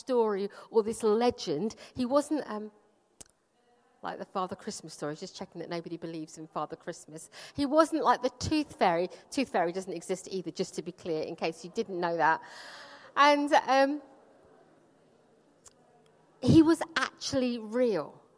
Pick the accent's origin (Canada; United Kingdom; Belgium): United Kingdom; London; also born or lived in Punjab, India; I grew up in Wimbledon, which is like a really nice place to get to grow up.